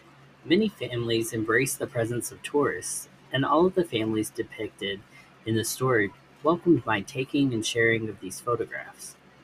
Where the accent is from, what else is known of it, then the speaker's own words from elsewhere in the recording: Indonesia; I was born and raised in Indonesia, and have worked for nearly a decade here as a documentary and travel photographer.